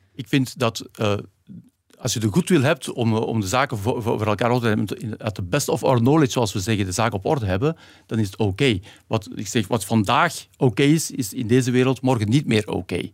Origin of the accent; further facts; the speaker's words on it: Belgium; Nu kom ik hier weer als een Belg die zegt: Ik heb geleerd in Nederland